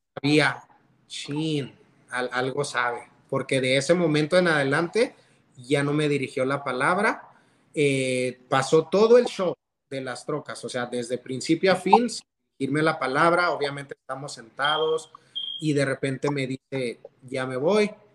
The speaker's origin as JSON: {"language": "Spanish", "town": "Canutillo", "region": "Texas", "country": "United States", "tie": "born or raised there", "also_born_or_lived": "Monterrey", "said": "me crié en una iglesia en Canutillo"}